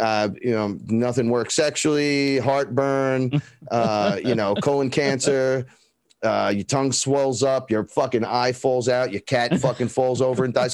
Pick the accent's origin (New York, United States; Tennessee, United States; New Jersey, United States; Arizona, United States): New York, United States; New York City; I grew up here in the Bronx, right here